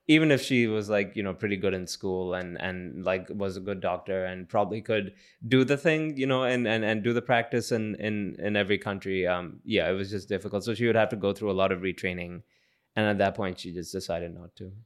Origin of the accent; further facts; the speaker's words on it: New Delhi, Delhi, India; moved away; I was born in New Delhi